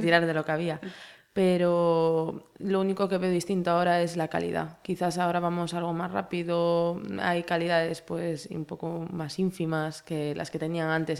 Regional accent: Galicia, Spain; nosotros somos gallegos

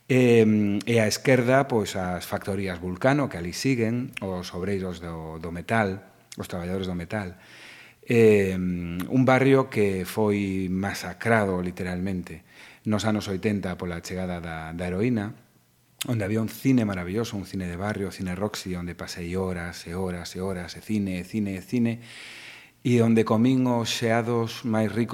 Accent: Vigo, Galicia, Spain; also born or lived in Santiago de Compostela; en Vigo, estudei en Santiago cinco anos, pero ia correndo na fin de semana para casa. Eh, creíme no barrio de Teis, nun barrio obreiro, nun barrio moi proletario

